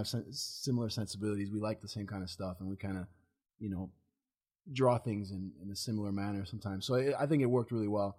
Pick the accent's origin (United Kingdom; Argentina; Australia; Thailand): Argentina; also born or lived in Chicago, United States / Japan; now in Los Angeles, United States; growing up in Latin America and Argentina